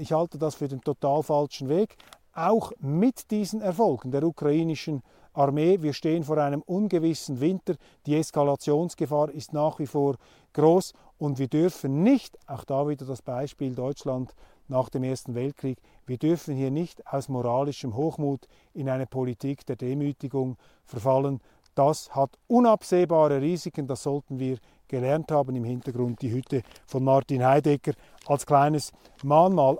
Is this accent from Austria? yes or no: no; Switzerland; als Schweizer